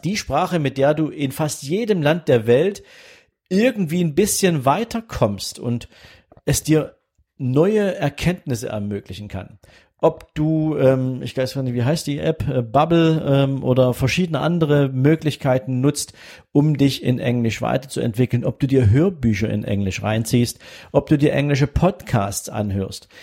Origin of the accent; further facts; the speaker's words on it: Germany; first language German; ich bin Deutscher